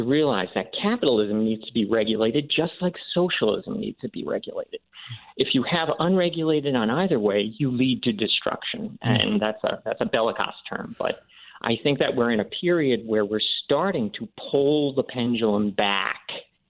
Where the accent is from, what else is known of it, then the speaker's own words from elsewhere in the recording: the North, United States; I am a Northerner.